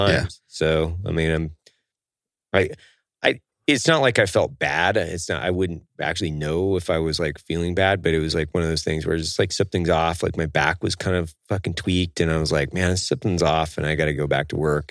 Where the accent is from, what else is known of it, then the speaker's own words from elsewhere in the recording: Idaho, United States; the coffee shops that we build in Idaho, in my hometown